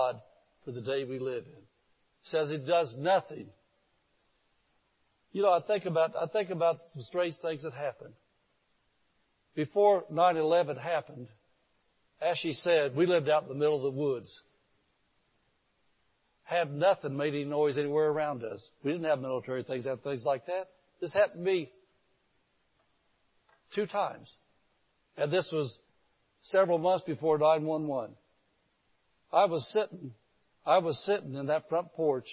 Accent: Indianapolis, Indiana, United States; born or raised there

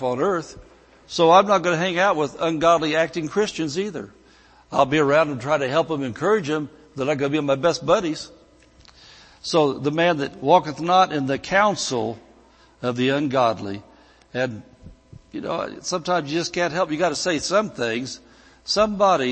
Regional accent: Indiana, United States; moved away as an adult; I could have stayed back in Indiana

